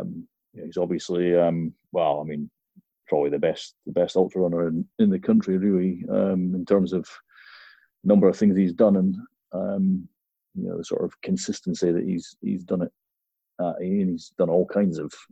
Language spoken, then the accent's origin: English; Dundee, Scotland, United Kingdom; I grew up in Dundee